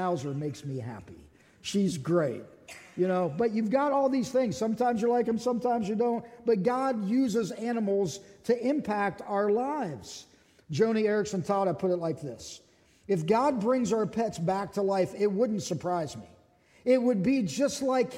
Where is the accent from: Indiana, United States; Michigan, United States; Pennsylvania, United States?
Pennsylvania, United States; Pittsburgh; moved away; I was raised in Pittsburgh